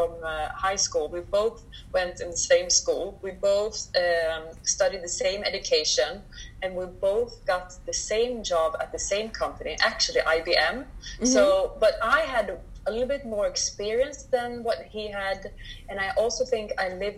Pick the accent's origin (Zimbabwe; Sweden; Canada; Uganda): Sweden; I'm brought up in Sweden